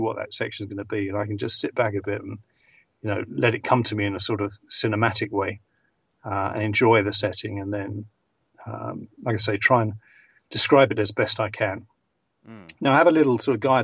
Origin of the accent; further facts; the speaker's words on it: England, United Kingdom; accent: received pronunciation; I'm English